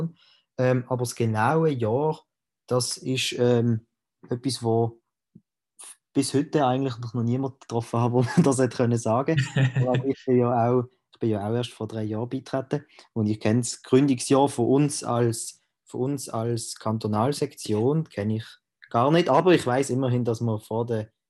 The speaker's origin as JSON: {"language": "German", "town": "Reinach", "region": "Basel-Landschaft", "country": "Switzerland", "said": "ich bin der Präsident von der Jungfreisinnigen Baselland. Ich komme aus Rinach"}